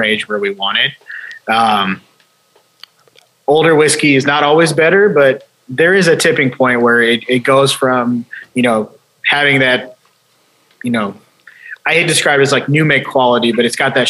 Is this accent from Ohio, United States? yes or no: yes; Ohio, United States; also born or lived in Chicago; I moved to Ohio when I was a year and a half old. So I grew up in Ohio, lived here my whole life